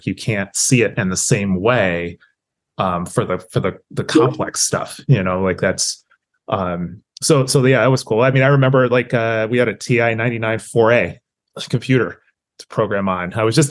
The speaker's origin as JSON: {"language": "English", "town": "Austin", "region": "Texas", "country": "United States", "tie": "born or raised there", "said": "I grew up in Austin, Texas."}